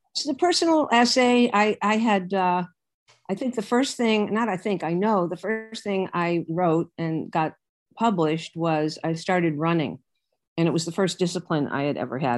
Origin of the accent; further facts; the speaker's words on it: Hartford, Connecticut, United States; moved away; a guy in Connecticut, my hometown, and he said, "We want you to come back to Hartford